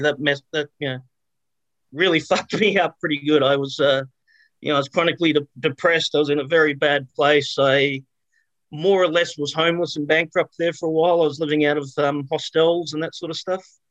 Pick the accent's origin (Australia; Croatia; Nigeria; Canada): Australia; I was born and raised in Australia